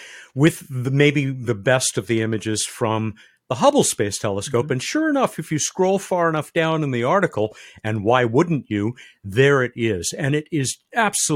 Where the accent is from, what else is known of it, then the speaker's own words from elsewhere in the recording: San Diego, California, United States; my hometown, San Diego, California